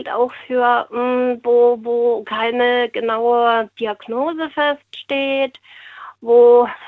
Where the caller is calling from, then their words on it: Westerburg, Rhineland-Palatinate, Germany; Ähm, aus Westerburg.